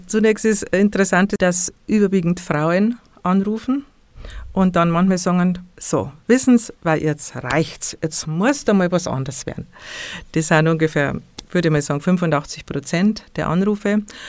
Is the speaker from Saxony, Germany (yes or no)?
no; Bavaria, Germany; bei uns in Bayern